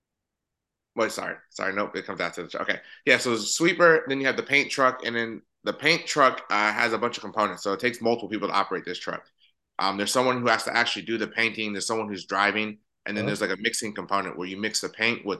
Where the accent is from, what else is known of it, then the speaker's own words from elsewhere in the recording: Columbus, Ohio, United States; I'm from Columbus, Ohio.